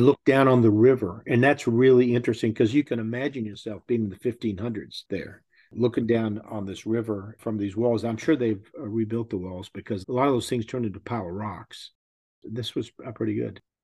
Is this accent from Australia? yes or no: no; Texas, United States; I'm from Texas